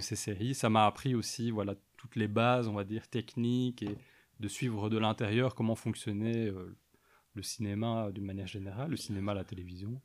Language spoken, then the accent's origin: French; Mons, Wallonia, Belgium; also born or lived in Soignies / Ath; je suis né, j'ai grandi à Mons